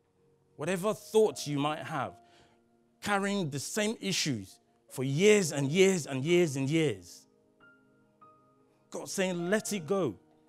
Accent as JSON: {"language": "English", "country": "Nigeria", "also_born_or_lived": "Belgium", "said": "I was only 3 years old when I moved from Nigeria to Belgium. And I spent like 11 years abroad. I lost my mother tongue and I picked up French and English, or a combination."}